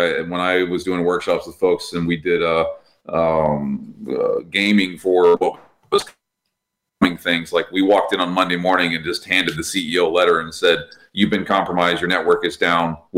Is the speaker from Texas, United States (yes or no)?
yes; Texas, United States; I'm from Texas